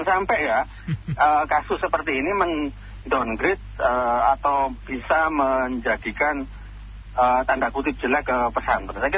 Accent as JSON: {"language": "Indonesian", "town": "Palembang", "region": "South Sumatra", "country": "Indonesia", "said": "Kami orang Palembang nggak setuju Pak. Ya, saya orang Palembang, terima kasih."}